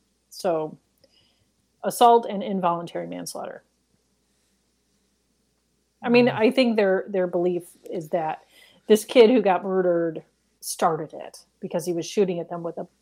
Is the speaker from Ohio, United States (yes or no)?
yes; Ohio, United States; I'm from Ohio